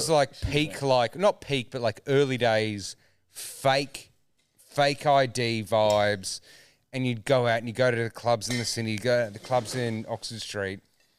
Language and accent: English; Australia; as an Australian